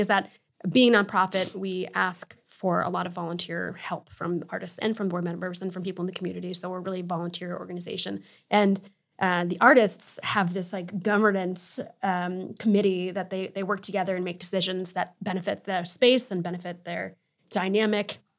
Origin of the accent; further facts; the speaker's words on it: Connecticut, United States; moved away as an adult; also born or lived in Hudson Valley, New York; I'm originally from Connecticut